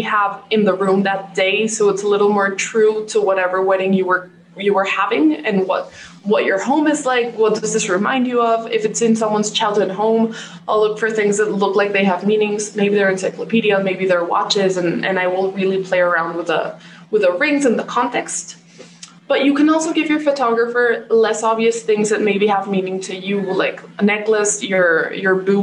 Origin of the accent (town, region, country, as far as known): Mexico; born or raised there